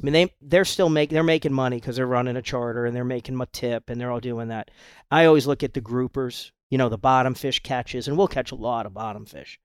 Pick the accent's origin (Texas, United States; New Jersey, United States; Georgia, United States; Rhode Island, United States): Rhode Island, United States; moved away as an adult; now in Isla Mujeres, Mexico; I grew up in Rhode Island